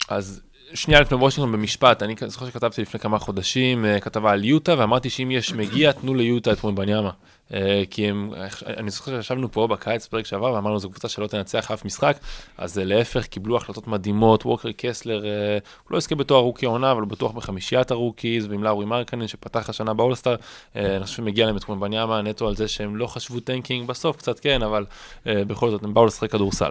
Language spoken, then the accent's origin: Hebrew; Israel; אנחנו ישראלים